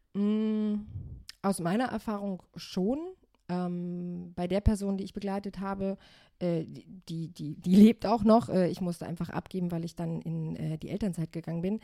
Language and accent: German; Germany; Ich bin in Deutschland geboren, bin jetzt 34 Jahre alt